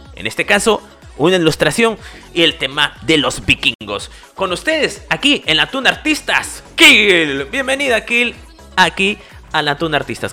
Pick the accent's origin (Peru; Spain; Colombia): Peru; yo soy aquí de Perú